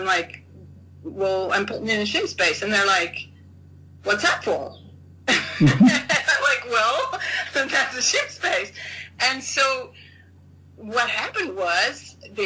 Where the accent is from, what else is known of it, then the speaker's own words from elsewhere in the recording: United States; moved away; also born or lived in Japan; I'm an American